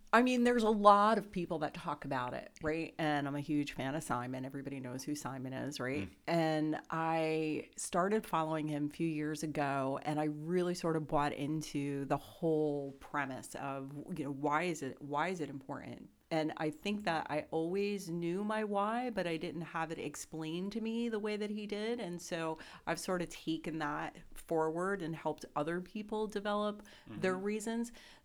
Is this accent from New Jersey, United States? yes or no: yes; New Jersey, United States; So I grew up in New Jersey, but I worked in New York for about 25 years.